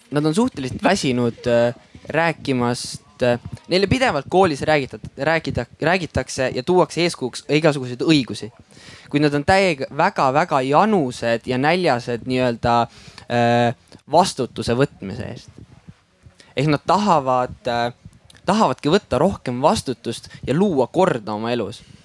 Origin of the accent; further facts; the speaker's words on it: Väätsa, Järva County, Estonia; tegelikult ma olen pärit äh, siitsamalt äh, Väätsalt